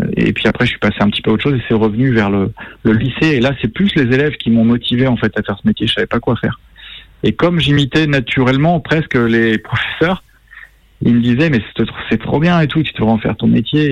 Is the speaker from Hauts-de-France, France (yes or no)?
no; Plaintel, Brittany, France; moved away; je suis breton